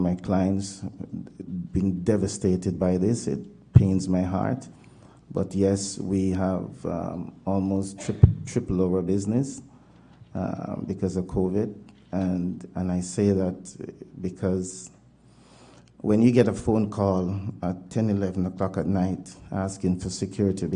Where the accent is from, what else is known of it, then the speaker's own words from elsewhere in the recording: Jamaica; moved away as an adult; also born or lived in Toronto, Canada; now in Winnipeg, Canada; Jamaican born, but Canadian citizen since 96.